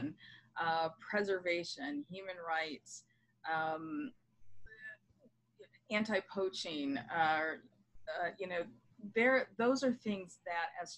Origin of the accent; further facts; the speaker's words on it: Michigan, United States; moved away as an adult; also born or lived in United Kingdom / London, United Kingdom; now in Washington DC area, United States; I moved from my home state of Michigan to the DC area